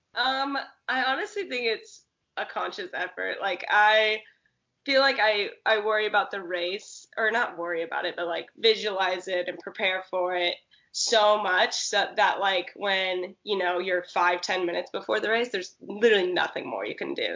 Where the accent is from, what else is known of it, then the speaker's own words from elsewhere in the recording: Santa Cruz, California, United States; moved away as an adult; also born or lived in Oregon / Arkansas; I grew up in Santa Cruz, which is like um, surf city, California